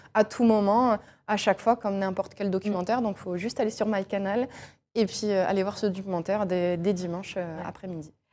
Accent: Angers, Pays de la Loire, France; je suis d'Angers, j'allais avec mon papa, avec mon frère voir euh, les matchs euh, d'Angers

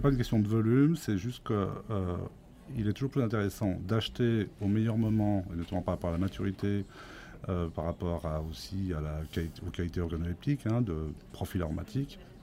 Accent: France; je suis né effectivement sur cette ferme euh, et j'y réside encore

